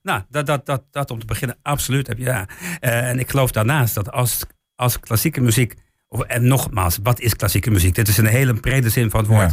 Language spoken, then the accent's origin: Dutch; Weerselo, Overijssel, Netherlands; also born or lived in England; Ik ben in Engeland geboren, maar ik ben helemaal opgegroeid in, in Weerslo.